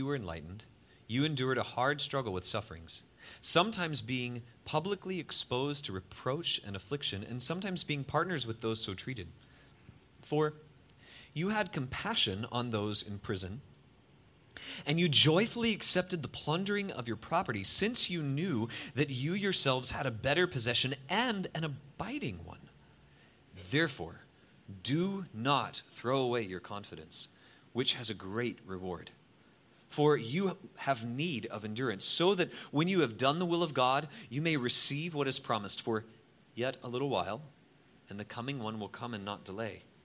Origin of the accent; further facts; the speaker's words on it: United States; I'm from America